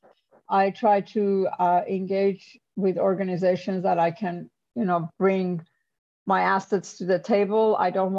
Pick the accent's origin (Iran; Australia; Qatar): Iran; moved away as an adult; also born or lived in New York / Silicon Valley; now in United States; I'm an immigrant. I'm from Iran.